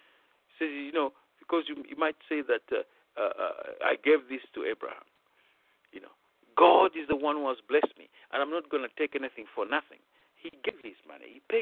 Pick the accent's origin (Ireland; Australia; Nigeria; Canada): Nigeria; moved away; I've been in full-time ministry when I came from Nigeria in 1984 until the year 2000.